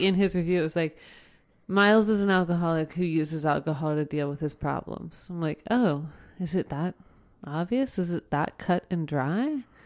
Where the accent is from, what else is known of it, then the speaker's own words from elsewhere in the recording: Oakwood, Ohio, United States; I grew up in Oakwood